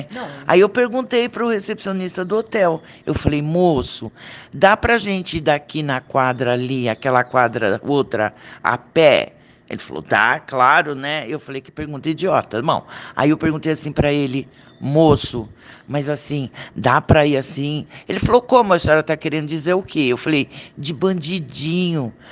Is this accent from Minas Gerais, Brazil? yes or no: no; São Paulo, Brazil; Não, nós somos de São Paulo.